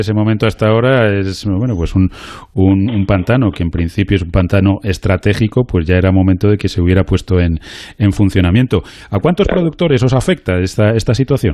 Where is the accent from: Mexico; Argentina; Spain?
Spain; como españoles